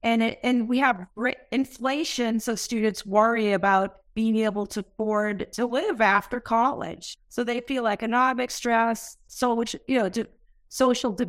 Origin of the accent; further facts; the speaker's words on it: Massachusetts, United States; I grew up in Massachusetts